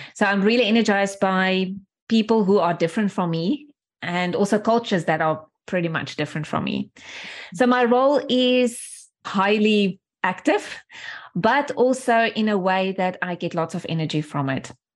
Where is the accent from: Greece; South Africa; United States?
South Africa; small town outside of Johannesburg, Gauteng; first language Afrikaans; English is a second language; moved away as an adult; from where I grew up in a small, small town, really small town outside of Johannesburg, grew up in apartheid times